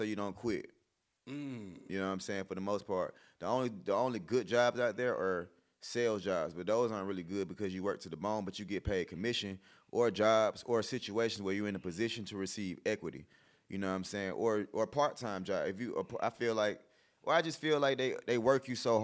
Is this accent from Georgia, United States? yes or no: yes; College Park, Georgia, United States; I'm from College Park, went to S.L. Lewis, the same elementary school that Gunner went